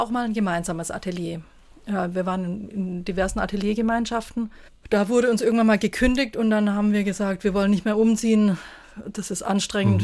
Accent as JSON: {"language": "German", "town": "Stuttgart", "region": "Baden-Württemberg", "country": "Germany", "tie": "born or raised there", "also_born_or_lived": "Saarland", "moved": "as an adult", "said": "In Stuttgart gibt es ja ein sehr schönes, wo ich aufgewachsen bin, das Lindenmuseum"}